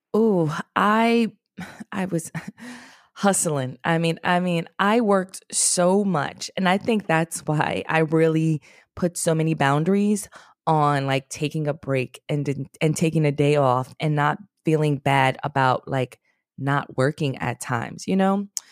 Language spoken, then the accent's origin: English; New York City, New York, United States; also born or lived in Washington, D.C.; I'm from the Bronx, New York, a very special, special place